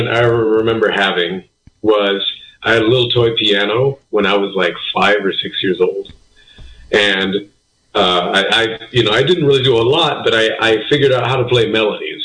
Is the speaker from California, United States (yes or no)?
yes; Elem Indian Colony, Lake County, California, United States; now in Santa Rosa, United States; I'm from Ilem Indian Colony, Pomo Indian. Originally raised on the reservation in Lake County